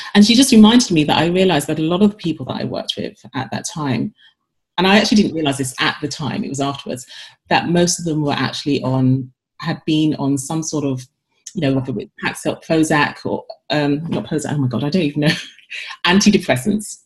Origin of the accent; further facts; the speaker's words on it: London, United Kingdom; moved away as an adult; also born or lived in Paris / New York; now in Madison, United States; I came from London originally, like I didn't grow up with these brands